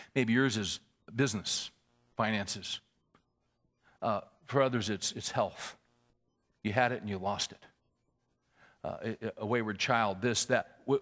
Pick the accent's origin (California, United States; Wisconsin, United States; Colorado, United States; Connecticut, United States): California, United States; moved away as an adult; also born or lived in Little Rock, Arkansas; I was born and raised in California.